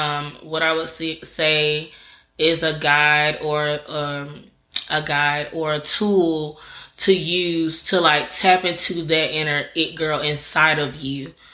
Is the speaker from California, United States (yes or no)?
no; Atlanta, Georgia, United States; I'm from Atlanta